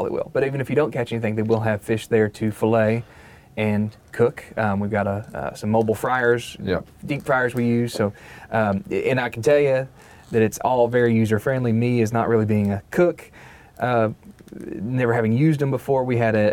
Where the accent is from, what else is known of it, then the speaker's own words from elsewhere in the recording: Owensboro, Kentucky, United States; my hometown of Owensboro